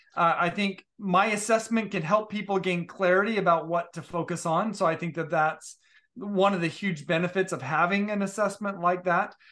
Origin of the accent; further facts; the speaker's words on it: Utah, United States; I grew up in Utah